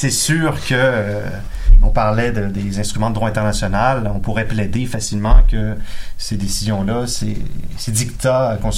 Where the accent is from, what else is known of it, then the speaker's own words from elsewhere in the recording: Quebec, Canada; il va de soi, peu importe mes origines, il va de soi que je suis un Québécois.